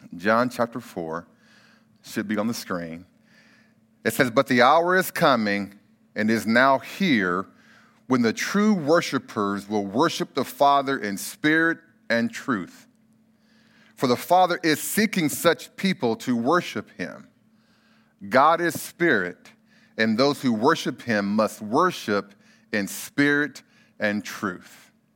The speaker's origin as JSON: {"language": "English", "town": "Bakersfield", "region": "California", "country": "United States", "tie": "born or raised there", "said": "I grew up in Bakersfield, California"}